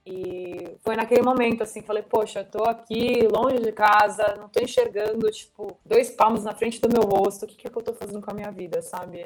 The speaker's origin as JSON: {"language": "Portuguese", "region": "São Paulo", "country": "Brazil", "said": "eu sou de São Paulo."}